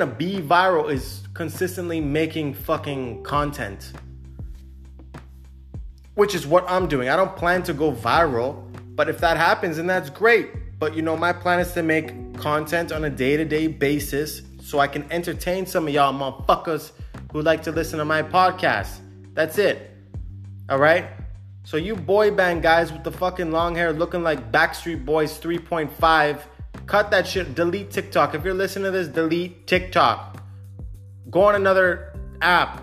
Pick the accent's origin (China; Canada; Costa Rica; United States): Canada; now in Cyprus; I'm Canadian.